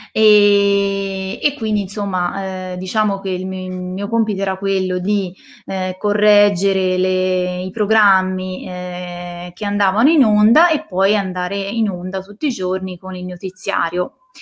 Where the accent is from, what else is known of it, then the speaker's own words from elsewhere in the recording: Siena, Tuscany, Italy; moved away as an adult; now in Valdarno, Italy; Io sono di Siena